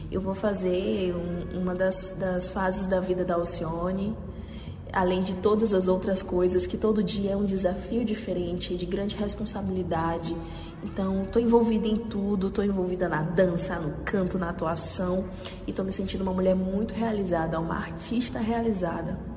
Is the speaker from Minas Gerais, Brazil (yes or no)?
no; Maranhão, Brazil; now in São Paulo, Brazil; E para mim, como artista, como maranhense, está sendo de grande honra, honroso, fazer parte de um musical tão incrível